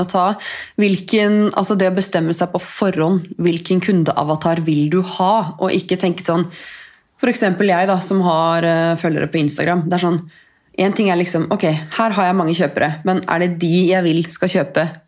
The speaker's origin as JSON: {"language": "Norwegian", "country": "Norway", "said": "Her kommer jeg fra Norge"}